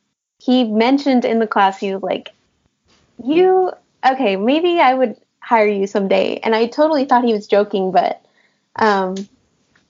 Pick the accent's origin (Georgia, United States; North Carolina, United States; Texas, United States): Texas, United States; El Paso; moved away as an adult; now in Austin, United States; I grew up in El Paso